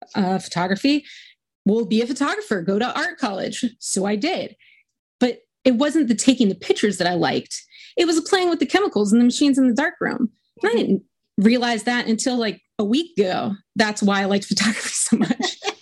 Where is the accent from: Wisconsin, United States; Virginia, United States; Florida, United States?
Virginia, United States; Richmond; I grew up in Richmond, Virginia, in like a like a middle class suburb